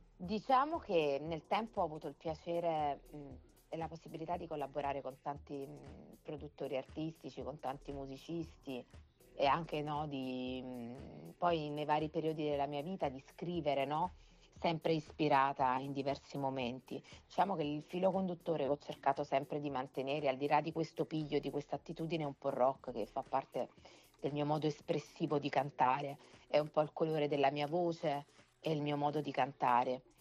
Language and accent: Italian; Naples, Campania, Italy; io sono napoletana